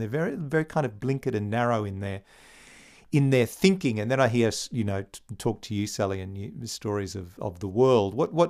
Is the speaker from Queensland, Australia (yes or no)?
yes; Bundaberg, Queensland, Australia; I'm a country boy. I grew up in Bundaberg.